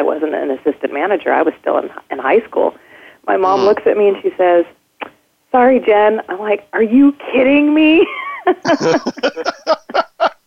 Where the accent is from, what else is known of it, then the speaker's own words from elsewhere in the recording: Bakersfield, California, United States; also born or lived in upstate New York / San Diego, California; landed basically from the time I was three, and then grew up in Bakersfield, California